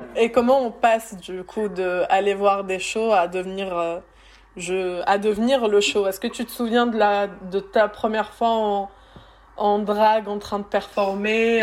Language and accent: French; France; une Française qui a grandi en regardant la télé française